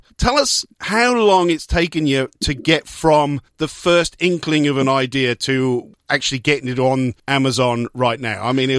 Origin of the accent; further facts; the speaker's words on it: Newport, Wales, United Kingdom; I'm from Newport as well.